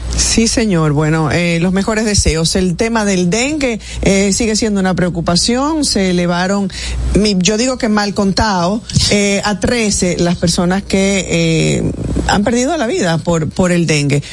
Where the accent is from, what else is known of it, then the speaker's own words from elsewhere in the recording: Dominican Republic; experimentamos todos como, como dominicanos